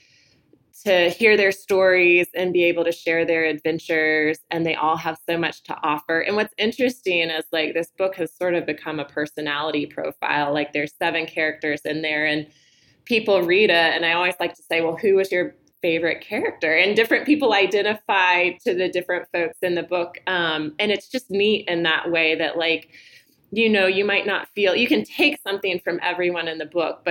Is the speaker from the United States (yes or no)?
yes; Southeast, United States; I grew up in the Southeast